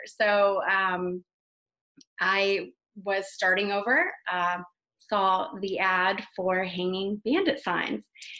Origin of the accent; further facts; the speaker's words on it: South Florida, United States; moved away as an adult; now in Tennessee, United States; I'm born and raised in South Florida, so I've lived there for most of my life